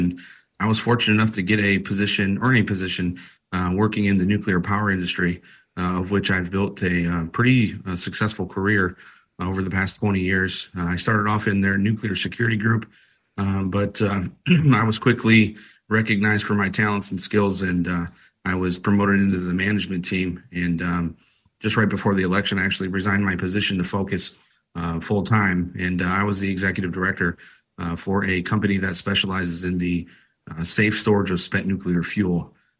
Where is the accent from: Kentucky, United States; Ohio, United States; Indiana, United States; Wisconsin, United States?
Ohio, United States; Toledo; So I grew up in Toledo, Ohio, and I went to a famous high school, Calvin and Woodward High School